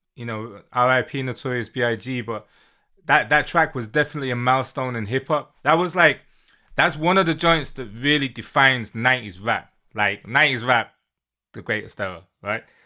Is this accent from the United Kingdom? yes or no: yes; Manchester, North West England, United Kingdom; moved away as an adult; now in London, United Kingdom; I'm from the U K. Born and raised in Manchester, live in London